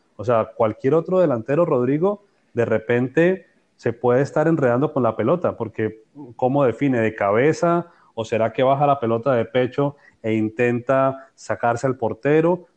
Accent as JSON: {"language": "Spanish", "country": "Colombia", "said": "como colombiano"}